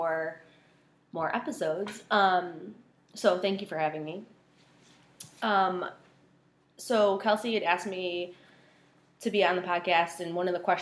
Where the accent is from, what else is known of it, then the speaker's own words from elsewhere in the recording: Buffalo, New York, United States; also born or lived in England; My parents came here when I was 4 years old, and we've lived in the Buffalo area ever since